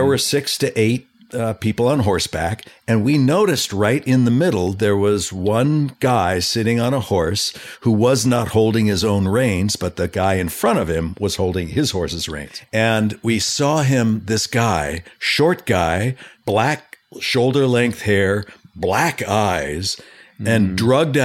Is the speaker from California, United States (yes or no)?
yes; Los Angeles, California, United States; I was born and raised in Southern California, in the valley, mm-hmm. in Canoga Park.